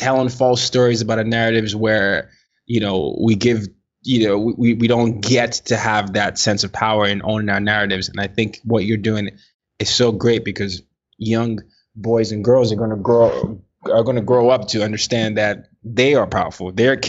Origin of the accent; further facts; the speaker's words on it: Nigeria; Me being Nigerian